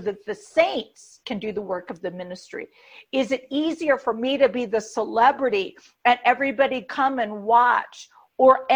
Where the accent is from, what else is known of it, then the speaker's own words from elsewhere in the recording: United States; we in the American church